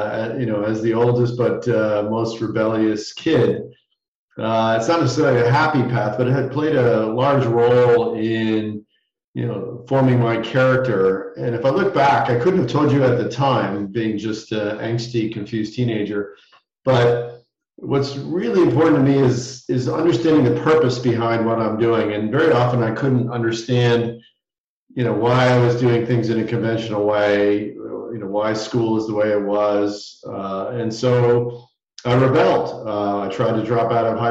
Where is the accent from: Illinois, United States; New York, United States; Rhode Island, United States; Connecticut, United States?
Connecticut, United States; Southern; I grew up in Southern Connecticut